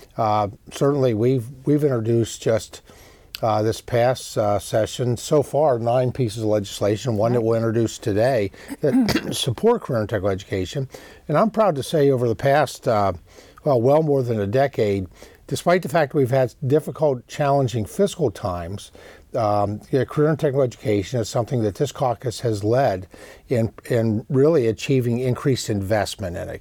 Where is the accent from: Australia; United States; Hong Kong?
United States; Pennsylvania; in Pennsylvania, it's incredibly important well, as well, my home state.